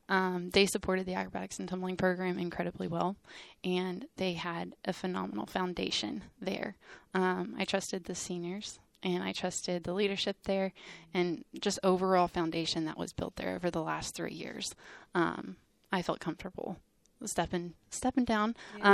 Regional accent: Texas, United States; I grew up around Baylor when I was really young.

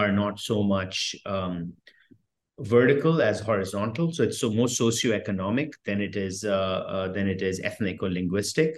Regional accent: New Delhi, Delhi, India; moved away; also born or lived in France / United States; I grew up in India, and I went to school in France and in the US.

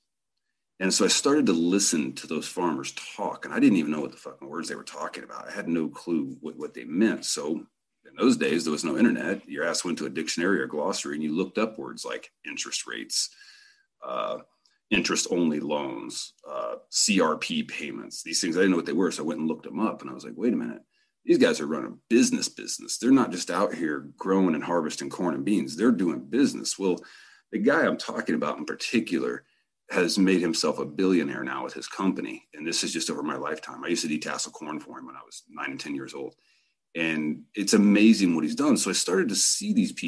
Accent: Central Indiana, United States; moved away; also born or lived in Rifle, Colorado; We grew up in Central Indiana, extremely poor

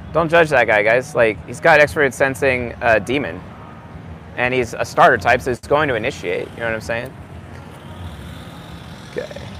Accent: San Juan Islands, Washington, United States; now in Coeur d'Alene, United States; I'm from the San Juan Islands.

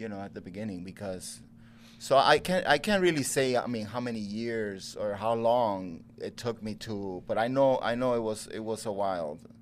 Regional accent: Puerto Rico; moved away as an adult; also born or lived in Chicago; I was raised in Puerto Rico

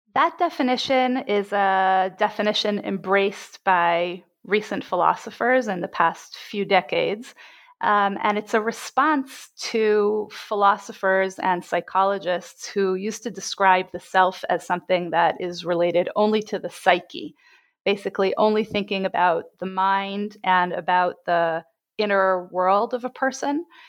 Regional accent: Jerusalem, Jerusalem District, Israel; I was born and bred in Jerusalem

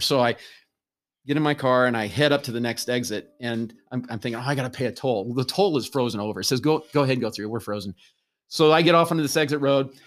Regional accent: Nebraska, United States; moved away; I grew up in Nebraska

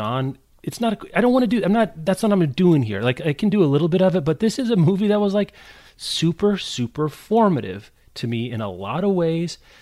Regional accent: Midwest, United States; we're from the Midwest

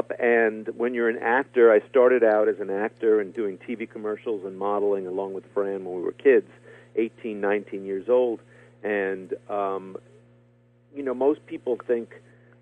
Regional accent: New York City, New York, United States; I grew up in Flushing, Queens, in a very little apartment

